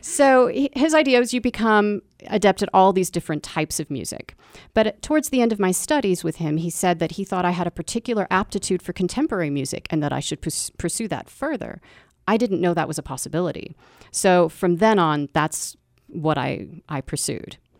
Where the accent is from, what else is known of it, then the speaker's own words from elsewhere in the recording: Texas, United States; I'm a Texan artist